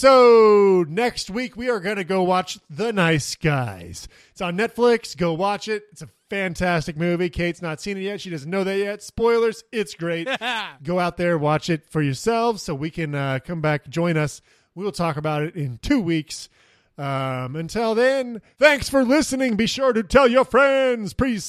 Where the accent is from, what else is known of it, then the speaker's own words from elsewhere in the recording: Kansas, United States; I'm from Kansas.